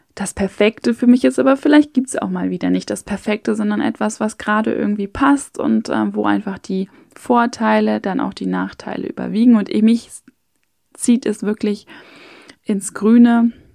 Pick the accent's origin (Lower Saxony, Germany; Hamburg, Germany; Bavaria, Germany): Hamburg, Germany; moved away as an adult; now in Vienna, Austria; ich bin in Hamburg aufgewachsen, also in einer Großstadt